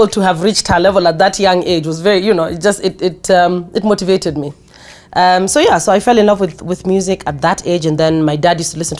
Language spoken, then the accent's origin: English; Mombasa, Mombasa County, Kenya; born and raised in Mombasa.